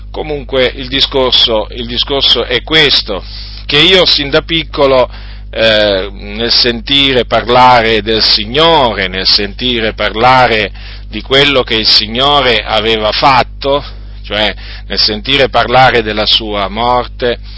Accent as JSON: {"language": "Italian", "town": "Noyon", "region": "Hauts-de-France", "country": "France", "tie": "born there", "said": "Sono nato eh, in Francia nel 1964, eh, sono nato in una zona della Francia chiamata Piccardia, e in un paese, in un piccolo paese che si chiama Noyon."}